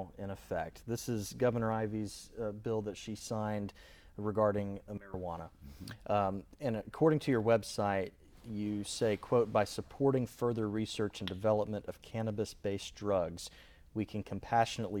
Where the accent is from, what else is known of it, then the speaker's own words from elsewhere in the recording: Mobile, Alabama, United States; Mobile's the port city. I'm from Mobile.